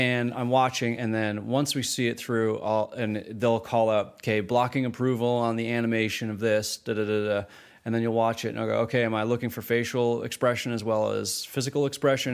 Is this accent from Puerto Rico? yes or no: no; Canada; as a Canadian independent filmmaker